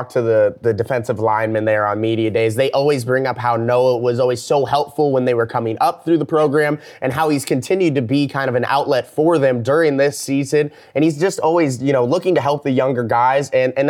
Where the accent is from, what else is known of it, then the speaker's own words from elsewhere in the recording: Illinois side of the Quad Cities, United States; moved away as an adult; also born or lived in Iowa City, Iowa; growing up on the Illinois side of the Quad Cities